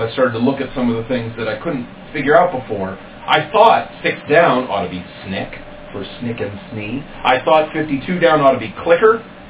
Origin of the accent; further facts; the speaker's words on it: Maine, United States; moved away; I'm from Maine. I got married in Maine.